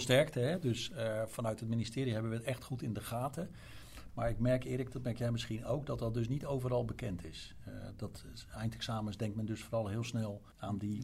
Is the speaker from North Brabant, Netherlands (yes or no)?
no; Overijssel, Netherlands; Uit Overijssel, dus het zijn provinciegenoten van mij